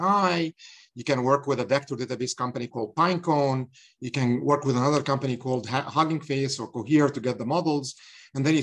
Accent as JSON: {"language": "English", "country": "Egypt", "moved": "as an adult", "lives_now": "United States", "said": "I'm from Egypt, by the way. So I came here in 1995."}